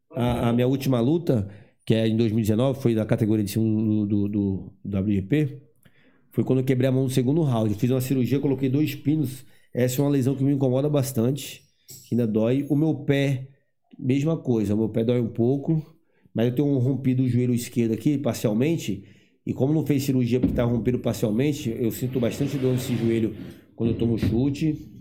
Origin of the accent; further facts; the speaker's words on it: Eunápolis, Bahia, Brazil; moved away; eu sou baiano